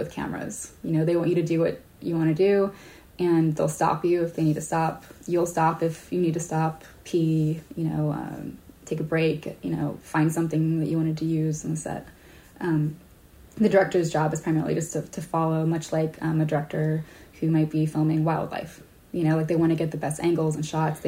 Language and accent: English; Hawaii, United States; now in San Francisco, United States; I grew up in Hawaii